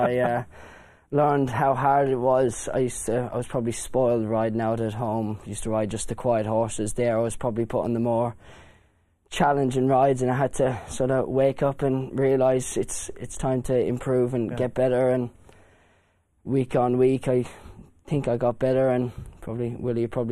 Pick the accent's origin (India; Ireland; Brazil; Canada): Ireland; growing up in Ireland, I used to ride out for my grandfather, Desi Hughes